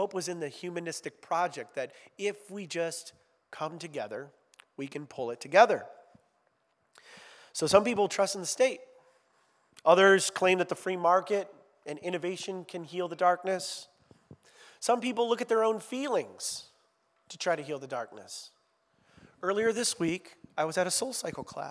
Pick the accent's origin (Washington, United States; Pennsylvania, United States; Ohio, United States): Ohio, United States; I'm from Ohio